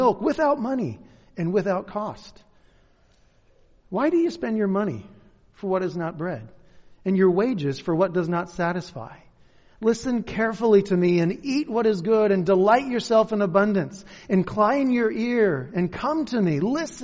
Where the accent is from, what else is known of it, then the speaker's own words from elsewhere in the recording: Kent, Washington, United States; moved away; also born or lived in Covington / Black Diamond; I'm actually from Kent. This is hometown for me.